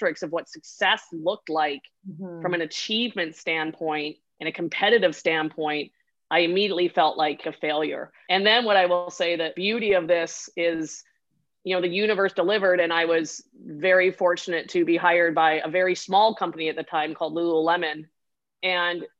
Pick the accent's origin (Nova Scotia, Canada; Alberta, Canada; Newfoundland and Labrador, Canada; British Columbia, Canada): British Columbia, Canada; Vancouver Island; I'm from Vancouver Island. So we would ski at my home hill, which I love endlessly, is Mount Washington on the island